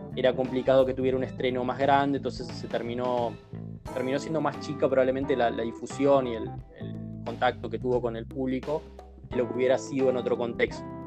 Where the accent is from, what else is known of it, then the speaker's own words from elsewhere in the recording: Argentina; acá en la Argentina